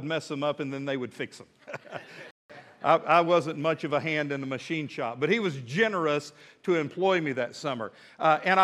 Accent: Midland, Texas, United States; moved away as an adult; now in Fort Smith, United States; I was born and raised in West Texas, love West Texas.

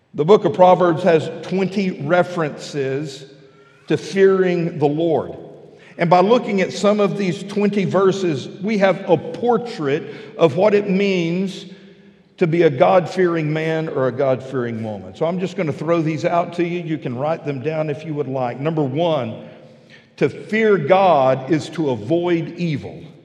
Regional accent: West Texas, United States; now in Fort Smith, United States; I'm a flatlander. I grew up out in West Texas where roads are flat and straight

